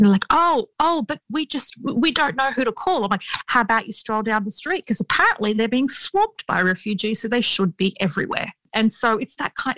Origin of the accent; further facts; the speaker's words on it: Sydney, New South Wales, Australia; We grew up in Western Sydney um, in an area where there are a lot of Arabic speaking communities.